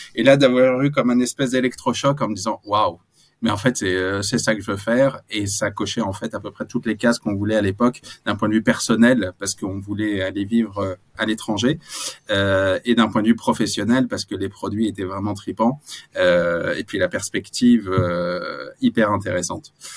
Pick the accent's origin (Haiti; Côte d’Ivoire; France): France; on est français